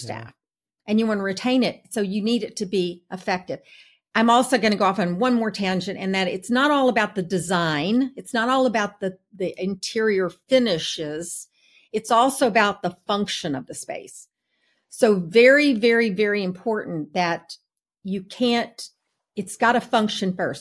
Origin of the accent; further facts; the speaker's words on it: Texas, United States; now in Atlanta, United States; I'm from Texas.